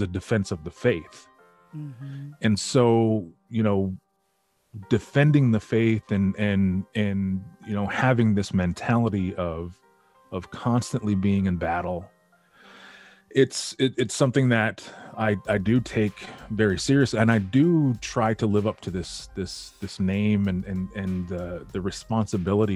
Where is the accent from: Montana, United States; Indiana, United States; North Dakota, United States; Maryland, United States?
North Dakota, United States; Western; also born or lived in Detroit suburbs, Michigan; now in Detroit, United States; growing up in Western North Dakota is very slow.